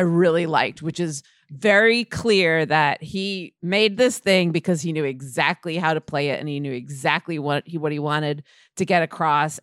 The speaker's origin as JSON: {"language": "English", "town": "Scarsdale", "region": "New York", "country": "United States", "tie": "born or raised there", "said": "That was what growing up in Scarsdale was like"}